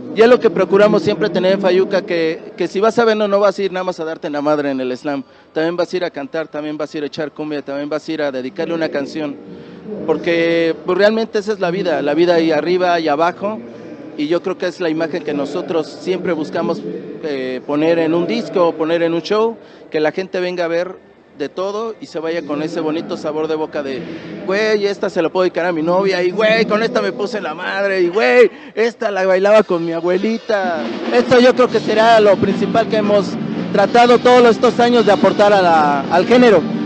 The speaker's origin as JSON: {"language": "Spanish", "region": "Mexico City", "country": "Mexico", "said": "somos de Tepito"}